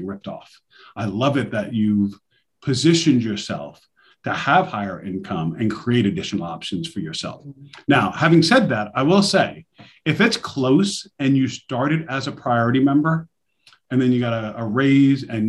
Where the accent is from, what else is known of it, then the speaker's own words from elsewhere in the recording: New York City, New York, United States; I'm from New York City myself, Queens. So I know Brooklyn very well. I stomped in Brooklyn all coming up.